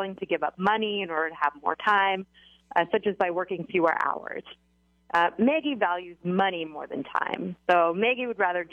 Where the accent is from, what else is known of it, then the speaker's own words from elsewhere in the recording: Canada; I am Canadian